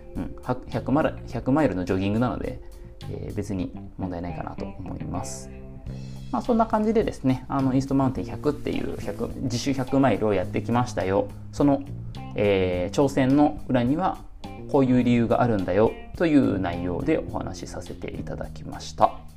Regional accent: Nagoya, Aichi, Japan; 出身が愛知県名古屋市なんですけども

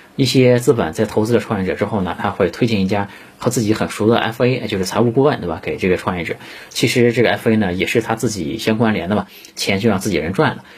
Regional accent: China; 我们中国人

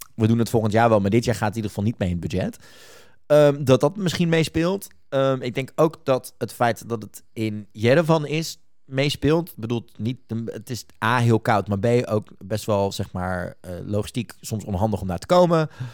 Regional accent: Netherlands; wij als Nederlanders

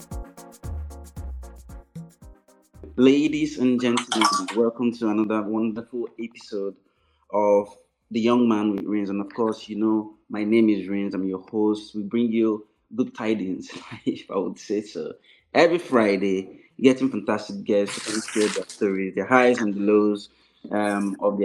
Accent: Nkanu, Enugu State, Nigeria; now in United Kingdom; I am an Kano guy as well. So I'm from Akebubu

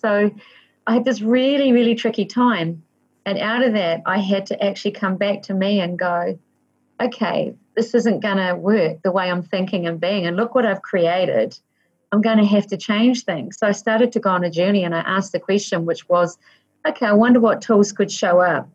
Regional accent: Waikato, New Zealand; I was born in the Waikato in New Zealand

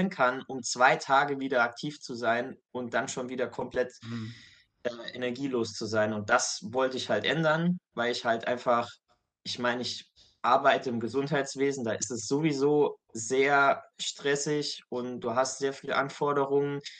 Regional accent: Saarland, Germany; Ich bin aktuell 25 Jahre alt, komme aus dem kleinen Saarland in Deutschland

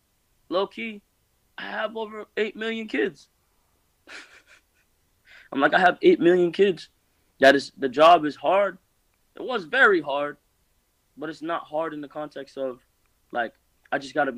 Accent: Jamaica; But you know, nigga, like I said, I'm Jamaican, bro.

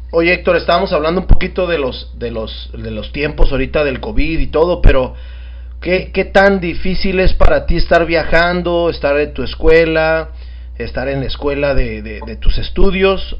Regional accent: Mexico; como mexicanos

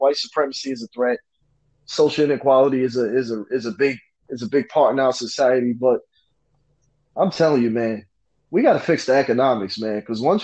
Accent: New York City, New York, United States; I grew up in New York City

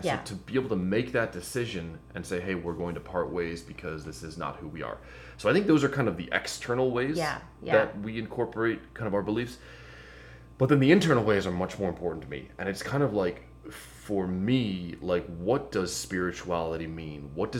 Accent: Lamont, United States; I lived in Lamont and I grew up in Lamont. I got, you know, went to grade school, high school in Lamont, and I've lived here.

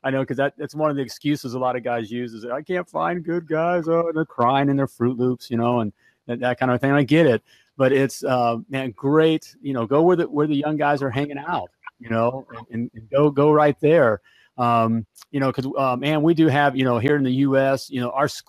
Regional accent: United States; I'm an American

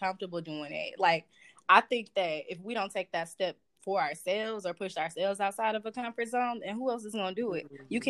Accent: Southfield, Michigan, United States; I'm from Southfield, Michigan, and I go to the University of Michigan.

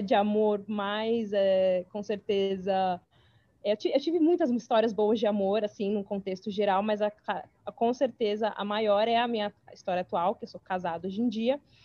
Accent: São Paulo, Brazil; moved away as an adult; now in New York, United States; atualmente eu moro em Nova York, mas eu sou de São Paulo, capital. Me mudei faz cinco anos para os Estados Unidos

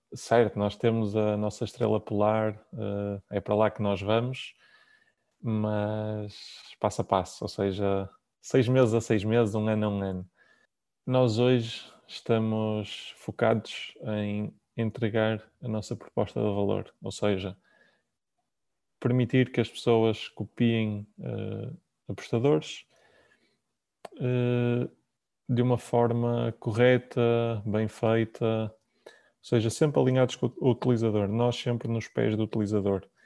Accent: Porto, Norte, Portugal; Eu sou do Porto, trabalho no Porto, nós temos escritório na Optec.

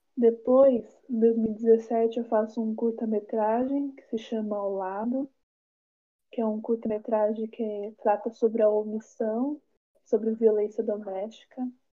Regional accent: São Paulo, Brazil; now in Taboão da Serra, Brazil; moro em Taboão da Serra há uns 10 anos. Sou aqui da periferia da. sou daqui. sou daqui da periferia da periferia, daqui de Taboão. E nasci em São Paulo

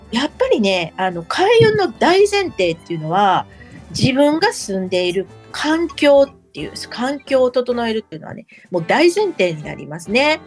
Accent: Kobe, Hyogo, Japan; 私たち神戸の人

